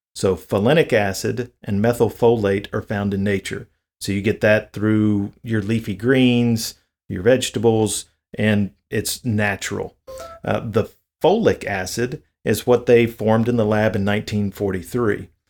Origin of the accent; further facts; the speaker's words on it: the South, United States; I'm from the South, so diabetes is a huge issue here in the South